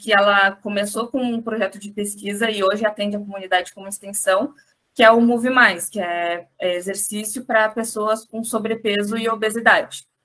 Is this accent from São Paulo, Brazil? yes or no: no; Pelotas, Rio Grande do Sul, Brazil; now in Florianópolis, Brazil; eu vim de Pelotas, é uma cidade grande, mas não tão grande quanto Florianópolis.